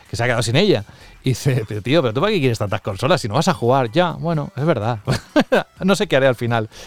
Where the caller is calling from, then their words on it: Valladolid, Castile and León, Spain; Hola, muy buenas a todos. Eh … de Valladolid